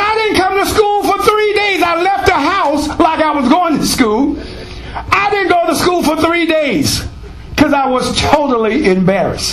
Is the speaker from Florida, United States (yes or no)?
no; Virginia, United States; I was from Virginia